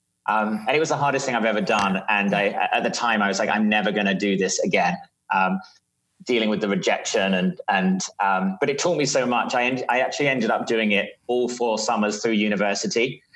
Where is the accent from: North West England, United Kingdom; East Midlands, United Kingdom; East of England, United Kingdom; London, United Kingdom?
London, United Kingdom; also born or lived in Doha, Qatar; So you can probably tell I'm from South London in the UK. So I grew up in the Middle East in Doha, Qatar for my early years, and then grew up in South London.